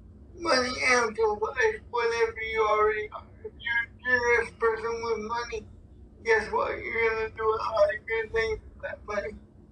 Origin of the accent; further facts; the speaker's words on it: Cleveland, Ohio, United States; Well, I'm from Cleveland